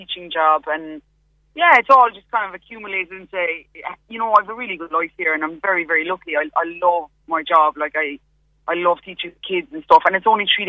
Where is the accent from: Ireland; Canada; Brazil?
Ireland; Knocknagree, Munster; moved away as an adult; also born or lived in Cork City, Ireland; now in London, United Kingdom; I'm from Knocknagree, but I lived in Cork City for about 8 years.